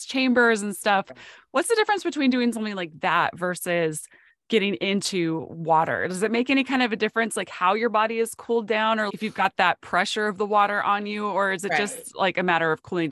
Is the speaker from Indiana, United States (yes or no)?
no; North Dakota, United States; when I was a kid, I grew up in North Dakota